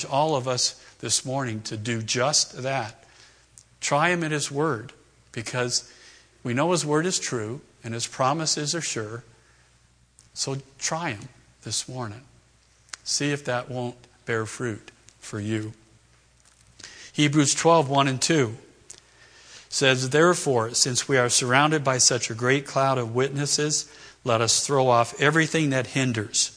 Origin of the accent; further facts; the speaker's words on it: East Coast, United States; moved away; Raised back east, Red Sox fan, hated the Yankees